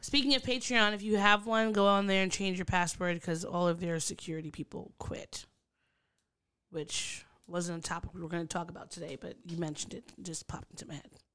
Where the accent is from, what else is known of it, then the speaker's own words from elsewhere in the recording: United States; as an American or a New Yorker or someone from the D M V